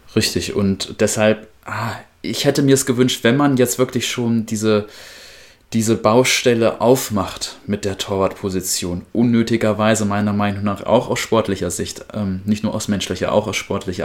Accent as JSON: {"language": "German", "town": "Wedemark", "region": "Lower Saxony", "country": "Germany", "tie": "born or raised there", "said": "meine Heimat"}